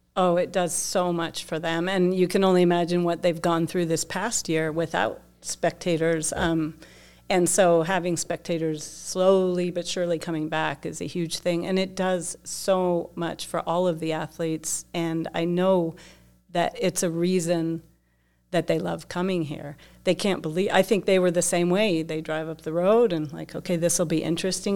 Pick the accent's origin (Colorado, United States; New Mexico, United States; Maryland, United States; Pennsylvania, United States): Colorado, United States; Dillon; I grew up in Dillon, Colorado, tiny town